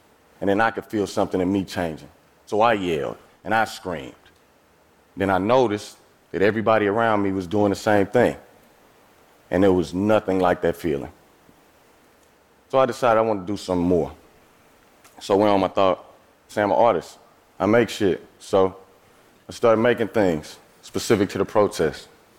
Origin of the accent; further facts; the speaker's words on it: East St. Louis, Illinois, United States; See, I'm from East St. Louis, Illinois. That's a small city across the Mississippi River from St. Louis, Missouri. I have lived in and around St. Louis my entire life.